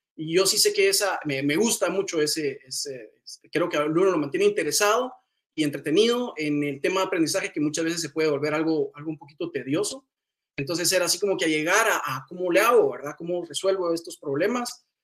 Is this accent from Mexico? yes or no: no; Guatemala; Yo soy originario de Guatemala